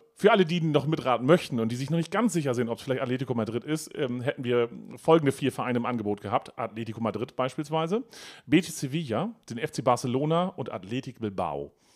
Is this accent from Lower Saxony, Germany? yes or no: yes; near Bornreihe, Lower Saxony, Germany; Bornreihe liegt neben meinem Heimatort